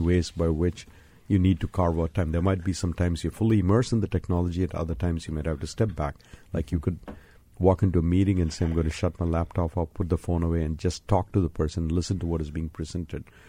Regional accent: India; moved away; I was born and raised in India

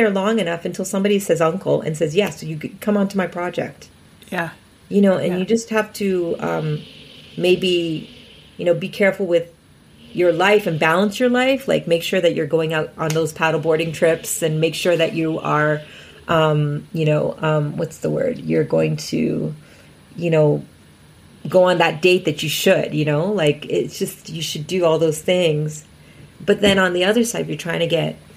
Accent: Scotland, United Kingdom; I'm Scottish.

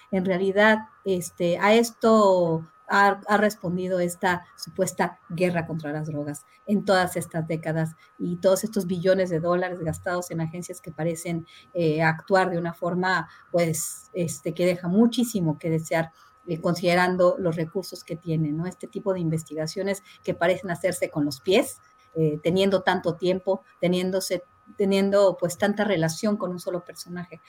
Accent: Mexico; somos los mexicanos

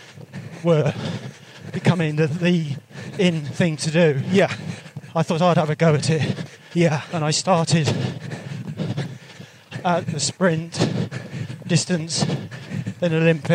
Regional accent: the Cotswolds, South West England, United Kingdom; I'm from the Cotswolds

